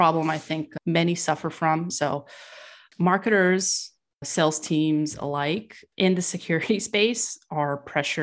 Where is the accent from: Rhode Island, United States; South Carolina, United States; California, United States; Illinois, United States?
California, United States; I was raised in California